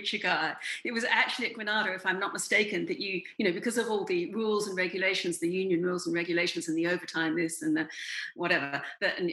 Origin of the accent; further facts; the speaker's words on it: Australia; moved away; as an Australian